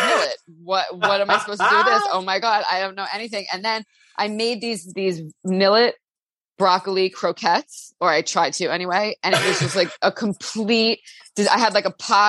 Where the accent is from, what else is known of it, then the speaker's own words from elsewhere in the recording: Long Island, New York, United States; I grew up on Long Island in New York